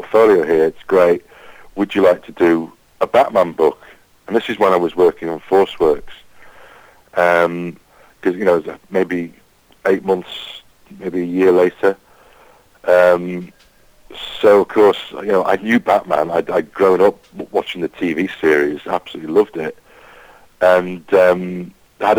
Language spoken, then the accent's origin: English; the Wirral, North West England, United Kingdom; I grew up on the Wirral, which is in between Liverpool, it's a peninsula in between Liverpool and North Wales